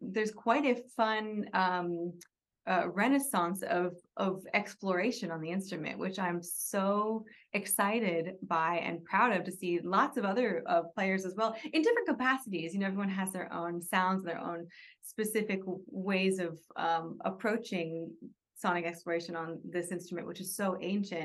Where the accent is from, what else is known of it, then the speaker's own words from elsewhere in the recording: Kauai, Hawaii, United States; also born or lived in New York / London / Los Angeles; now in Joshua Tree, United States; I grew up in Kauai, but I don't have Hawaiian roots per se